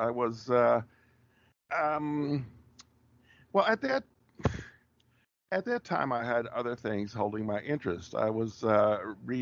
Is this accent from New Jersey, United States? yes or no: no; rural Wisconsin, United States; accent: rural Wisconsin; moved away as an adult; also born or lived in Minneapolis / New York City / Japan; I'm still using it right now, the rural Wisconsin accent. I'm not putting anything on